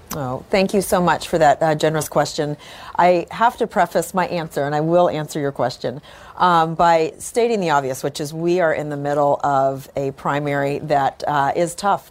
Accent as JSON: {"language": "English", "region": "California", "country": "United States", "tie": "born or raised there", "moved": "as an adult", "lives_now": "Houston, United States", "said": "I grew up in California"}